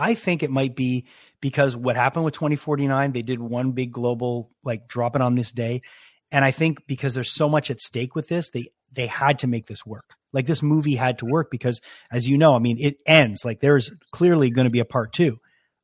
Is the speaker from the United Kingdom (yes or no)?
no; Montreal, Quebec, Canada; I'm from Montreal, so of course Denis not only is a hometown hero